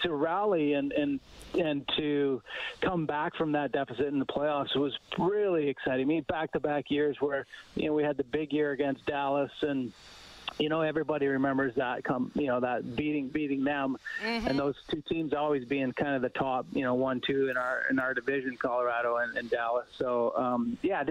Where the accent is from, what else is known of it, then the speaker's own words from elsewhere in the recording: Grand Cache, Alberta, Canada; now in Vernon, Canada; I was born in Grand Cache, and yes, I'm out in Vernon, Okanagan Valley